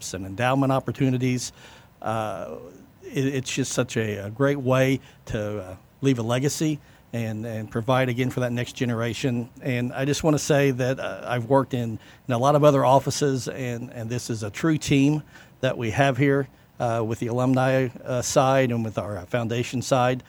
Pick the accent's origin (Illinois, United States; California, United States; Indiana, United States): Indiana, United States; Vincennes; I was born and raised in Vincennes.